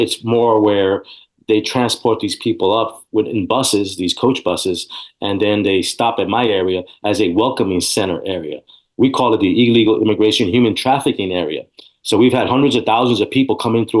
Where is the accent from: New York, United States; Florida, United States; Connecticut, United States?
New York, United States; New York City; moved away as an adult; also born or lived in Texas; now in San Antonio, United States; I was born and raised in New York City